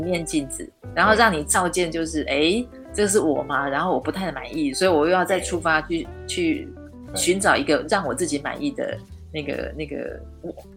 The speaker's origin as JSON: {"language": "Chinese", "region": "Tainan", "country": "Taiwan", "tie": "born or raised there", "said": "我是台南人啊，我就是在嗯。台南的那个对。书局，背着书包看这些书"}